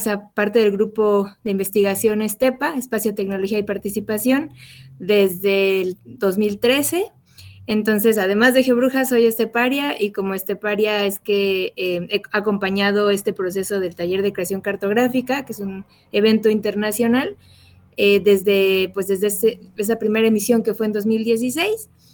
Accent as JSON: {"language": "Spanish", "country": "Mexico", "said": "como el acento me delata, soy de México"}